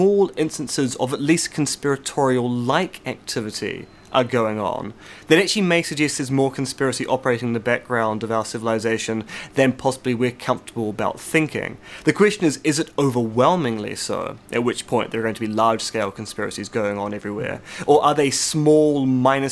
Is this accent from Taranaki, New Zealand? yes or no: no; Devonport, Auckland, New Zealand; I grew up in Devonport